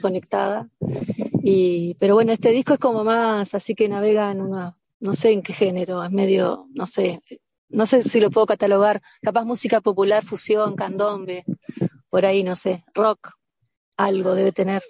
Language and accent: Spanish; Concordia, Entre Ríos, Argentina; moved away as an adult; also born or lived in Buenos Aires, Argentina; now in Bello Horizonte, Uruguay; yo soy entrerriana de Concordia, pero a los 19 me fui a Buenos Aires a estudiar y estuve 12 años allá.